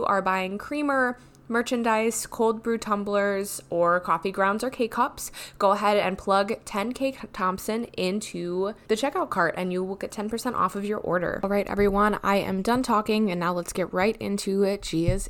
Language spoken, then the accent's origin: English; Wisconsin, United States; I'm from Wisconsin